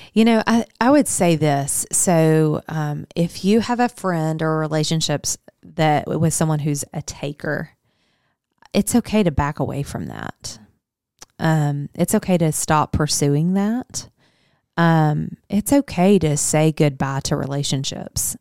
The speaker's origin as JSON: {"language": "English", "town": "Higginson", "region": "Arkansas", "country": "United States", "tie": "born or raised there", "also_born_or_lived": "Searcy, Arkansas", "said": "I grew up in a little bitty town called Higginson"}